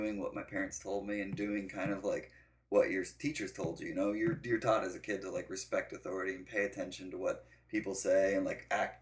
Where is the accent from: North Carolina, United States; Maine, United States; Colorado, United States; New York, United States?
Colorado, United States; Denver; I grew up in Denver, Colorado